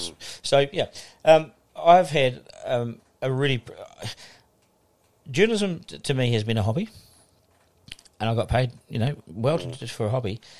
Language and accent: English; Auckland, New Zealand; also born or lived in Wellington; Born in Wellington. Um, oh, born in um, Wellington. Yeah, born in Wellington. Um, and dad was in the bank, and they moved to Auckland when I was two.